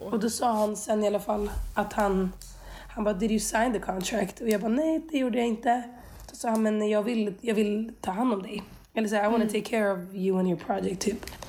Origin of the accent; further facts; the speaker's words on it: Skövde, Västra Götaland, Sweden; jag är uppvuxen i Skövde